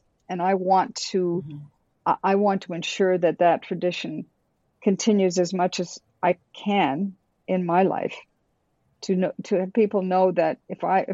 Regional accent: Sault Ste. Marie, Ontario, Canada; moved away; I grew up in the Sioux and was

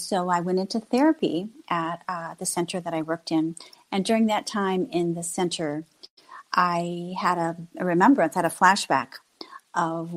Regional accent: Illinois, United States; moved away as an adult; also born or lived in Fort Madison, Iowa / Florida; I'm originally from Illinois, but I left Illinois, went to Florida

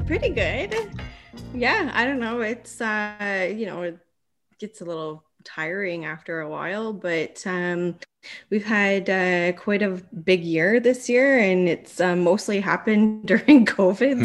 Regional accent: Bruce Mines, Ontario, Canada; also born or lived in Sault Ste. Marie; I grew up in Bruce Mines.

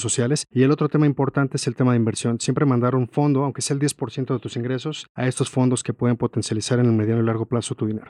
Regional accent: Mexico

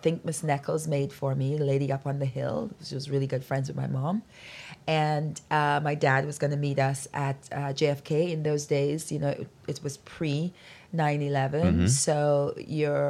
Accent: Birch Grove, Grenada; accent: Grenada accent; now in United States; When I was growing up in Grenada

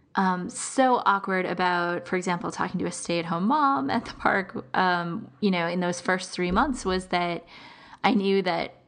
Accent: United States; I'm American

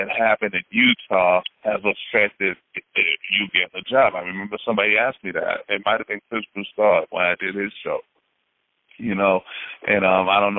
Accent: Haiti; moved away; I'm from Haiti. you know, I mean, I am African descent, but I was actually born in Haiti

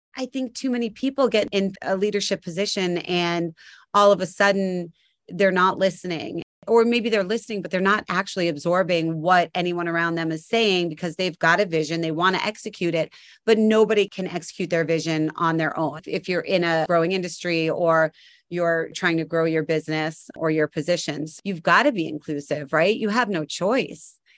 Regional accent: Cape Cod, Massachusetts, United States; I grew up on Cape Cod

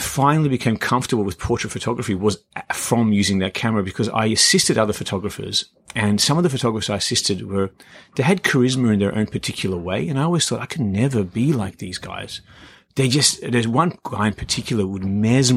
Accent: Canberra, Australian Capital Territory, Australia; also born or lived in Iran; now in Sydney, Australia; I'm from Iran, grew up in Canberra, came to Sydney.

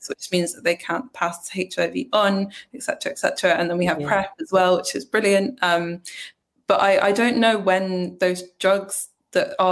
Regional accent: Scotland, United Kingdom; also born or lived in England; I moved from England to Scotland when I was 8 years old

